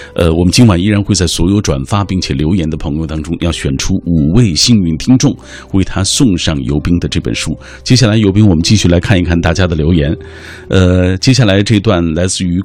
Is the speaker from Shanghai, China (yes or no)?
no; Xinjiang, China; 我在新疆是生活了很长一段时间的